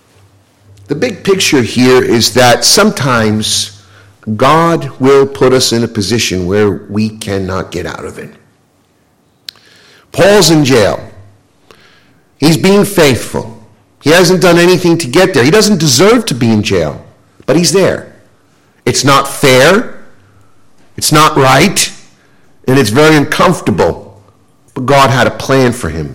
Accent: United States; being an American

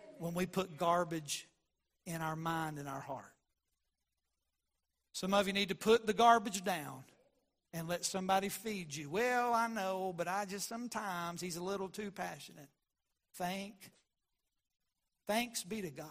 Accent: West Virginia, United States; We grew up in West Virginia

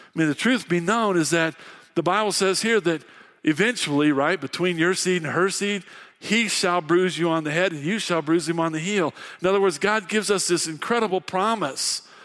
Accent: Fairbury, Illinois, United States; moved away as an adult; now in Casper, United States; I grew up in Fairbury, Illinois

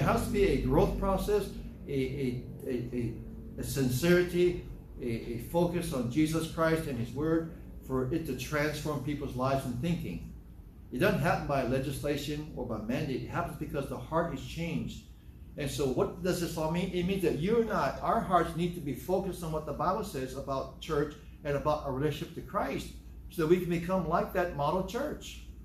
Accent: Hawaii, United States; I'm from the South, South Hawaii.

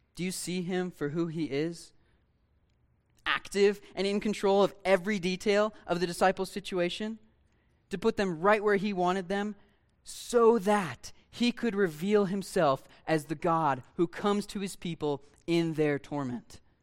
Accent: Ohio, United States; I grew up in Ohio, Lake Erie

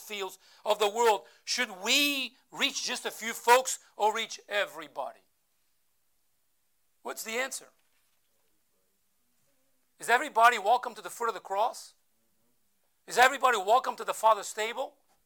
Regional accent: Portugal; first language Portuguese; English is a second language; now in United States; I'm not an American, I'm an American citizen, but I Portuguese by birth

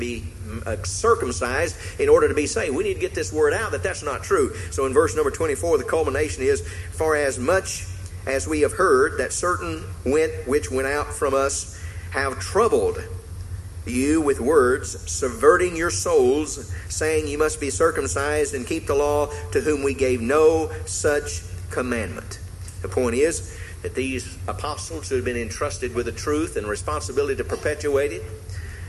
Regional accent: the South, United States; when I grew up in the South

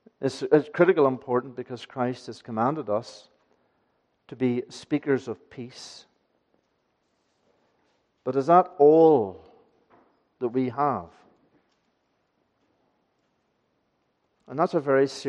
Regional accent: Aghadowey, Northern Ireland, United Kingdom; moved away; When I was learning this as a child, growing up in Achidui, going to Ballylagan Church

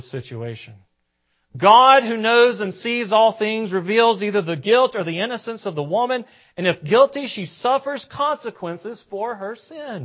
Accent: the South, United States; accent: southern; forgive my southern accent.

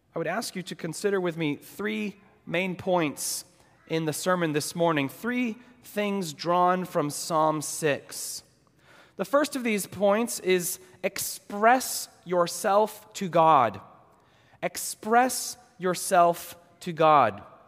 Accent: New England, United States; now in Los Angeles, United States; I grew up in New England

